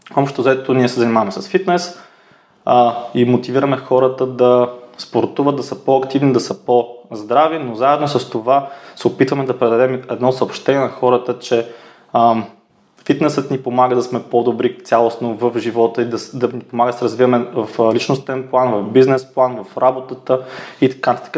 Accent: Yambol, Yambol Province, Bulgaria; moved away; also born or lived in Varna / Sofia; аз съм от Ямбол

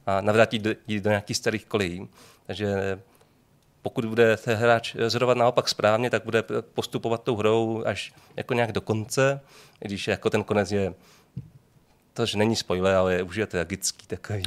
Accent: Šenov, Moravian-Silesian Region, Czechia; also born or lived in Brno; pocházím ze Šenova, což je malý jako městečko vedle Ostravy

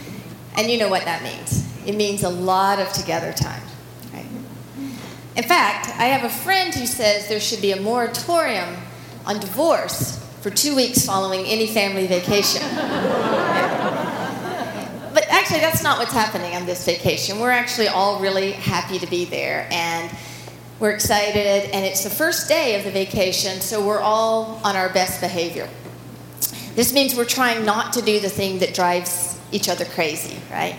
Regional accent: Alabama, United States; moved away; also born or lived in Portland; I grew up in Alabama

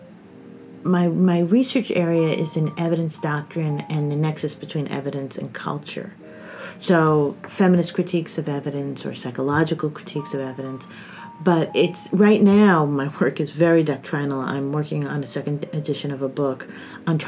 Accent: New Jersey, United States; moved away as an adult; also born or lived in Ithaca, New York / New York; now in Bloomington, United States; I grew up mostly in New Jersey

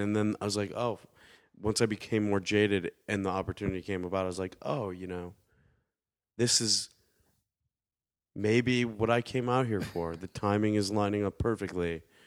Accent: Detroit, Michigan, United States; Growing up in Detroit, you don't you like you don't really go to Detroit, or at least back then we didn't unless we absolutely had

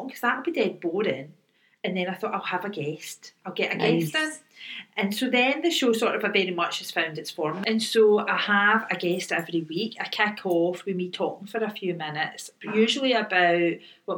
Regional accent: Glasgow, Scotland, United Kingdom; Because I live in Govan, I'm from Govan

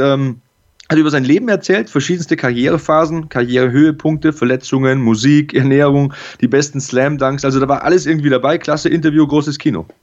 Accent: Passau, Bavaria, Germany; auch in der Schulmannschaft am ähm, Adalbert Stifter Gymnasium bei uns in Passau

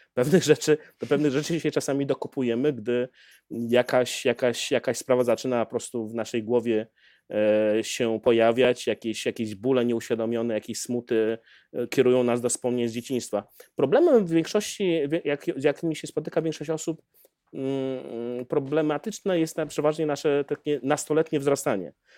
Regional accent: Białystok, Podlaskie Voivodeship, Poland; moje dzieciństwo spędzone w Białymstoku, a zatem e, na, na Podlasiu

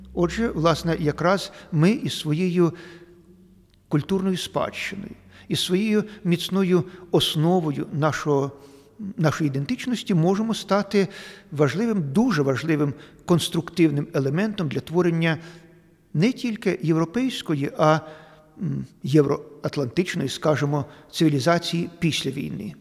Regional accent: Eastern Ukraine, Ukraine; ми тут, на сході України

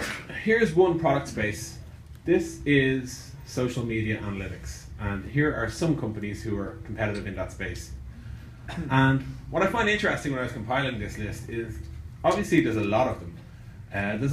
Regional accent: Ireland; The strange accent you're hearing is I'm from Ireland, which is about 8,300 miles away

